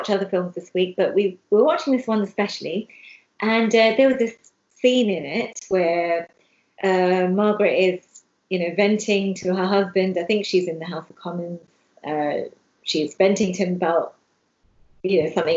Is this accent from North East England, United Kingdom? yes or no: no; London, United Kingdom; I'm from London. Even though I'm from Hounslow